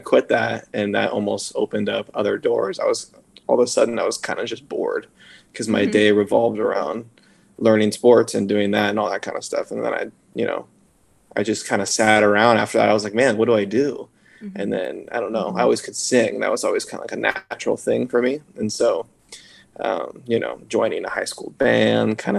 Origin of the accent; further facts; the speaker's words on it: Simi Valley, California, United States; I grew up in Simi